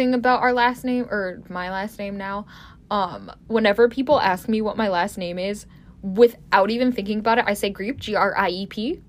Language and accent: English; United States; I'm from America, and I'm going to pray in American.